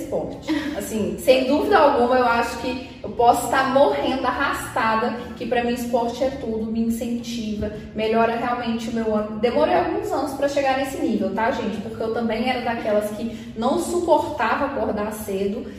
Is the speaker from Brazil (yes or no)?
yes; Minas Gerais, Brazil; accent: mineiro; also born or lived in Belo Horizonte; now in São Paulo, Brazil; porque meu sotaque, assim, ele me entrega de cara. Eu sou mineira